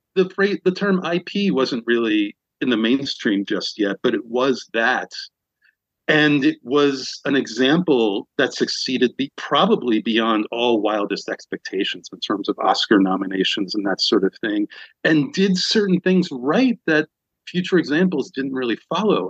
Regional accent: New York, United States; moved away as an adult; now in Los Angeles, United States; I'm from New York and I eventually moved out

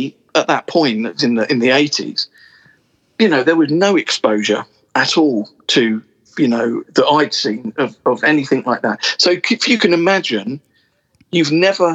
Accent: Portsmouth, South East England, United Kingdom; now in London, United Kingdom; I moved to London. I was originally from Portsmouth. I moved to London

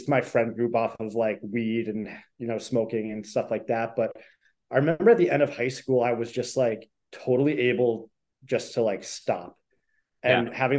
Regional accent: New Hampshire, United States; moved away as an adult; also born or lived in Dorchester, Boston, Massachusetts; now in Boston, United States; I'm originally from New Hampshire. I've lived in Boston since 2014, mostly in Dorchester.

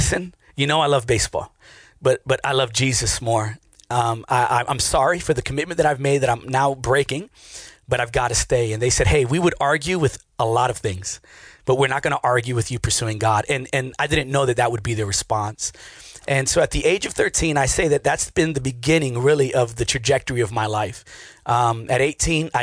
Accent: Richmond, Virginia, United States; also born or lived in New York City; I grew up again in Richmond, and I played baseball all through middle school and high school days

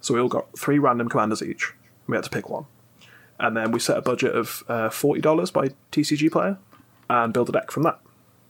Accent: Birmingham, West Midlands, United Kingdom; accent: Birmingham; me with my Birmingham accent.

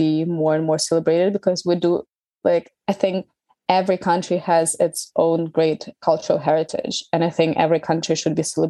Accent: Ukraine; moved away as an adult; now in United Kingdom; I'm Ukrainian. I was born and raised in Ukraine.

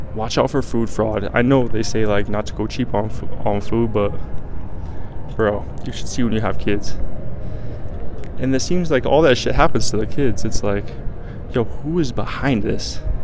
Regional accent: Colorado, United States; I'm from Colorado and I was like, some of the lakes that I grew up fishing

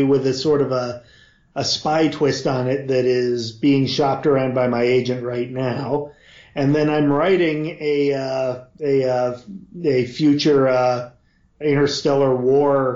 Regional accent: near Yakima, Washington, United States; I grew up near Yakima, Washington

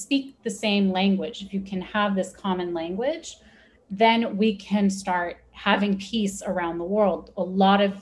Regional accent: United States; first language Persian; English is a second language; my family comes from Iran. So that was my first language, even though I was born and raised in America.

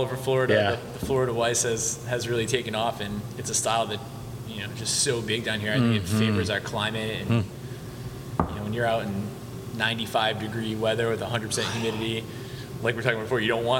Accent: England, United Kingdom; now in United States; We're born and raised in England, so we're Pats fans all the way.

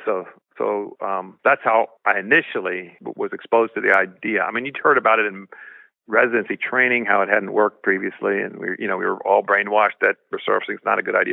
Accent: Sacramento area, California, United States; born or raised there; also born or lived in Berlin, Germany

